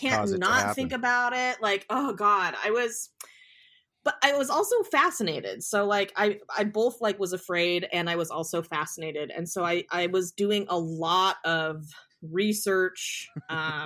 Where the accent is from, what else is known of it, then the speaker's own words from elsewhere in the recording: Willamette Valley, Oregon, United States; I grew up in the Willamette Valley